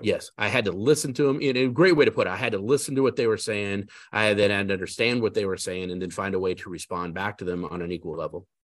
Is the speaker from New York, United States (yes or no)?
no; Denver, Colorado, United States; now in South Carolina, United States; I was born and raised in Denver, Colorado